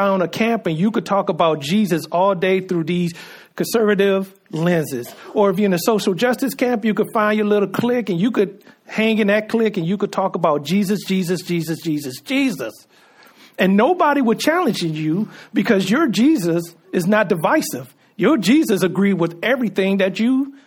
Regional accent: United States

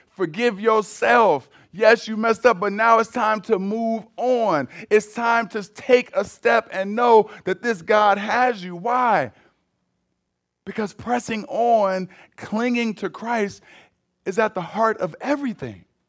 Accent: United States; Americans, we

